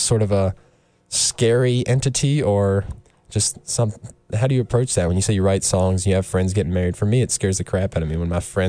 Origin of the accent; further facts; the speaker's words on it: Rocky Mount, North Carolina, United States; That's close to my stomping grounds. I'm from Rocky Mount, so okay, right. I know that Eastern North Carolina area very well